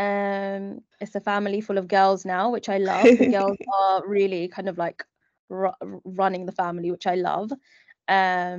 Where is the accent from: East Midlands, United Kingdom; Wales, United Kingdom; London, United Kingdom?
London, United Kingdom; moved away as an adult; now in Dubai, United Arab Emirates; growing up in East London